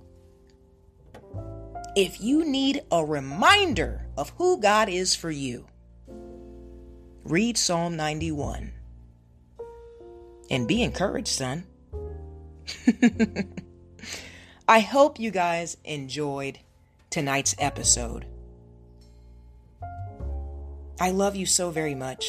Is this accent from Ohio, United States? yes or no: yes; Ohio, United States; now in California, United States; I live in California, but I'm from Ohio. So both of my parents are in Ohio.